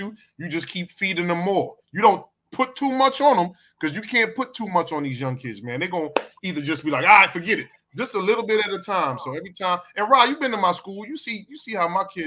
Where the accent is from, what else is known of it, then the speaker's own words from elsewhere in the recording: New York City, New York, United States; growing up in the Bronx, not having a father